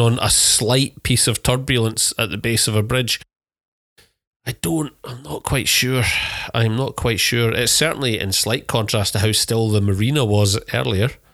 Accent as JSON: {"language": "English", "country": "United Kingdom", "said": "being British"}